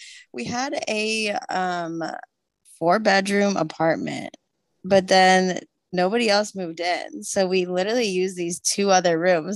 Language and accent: English; Eldersburg, Maryland, United States; moved away as an adult; also born or lived in Arizona / South Carolina; Yeah, so I am originally from Eldersburg, Maryland, born and raised